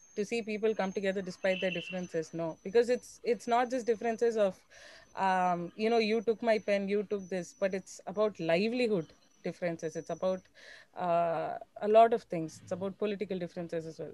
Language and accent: English; Chennai, Tamil Nadu, India; I'm from Chennai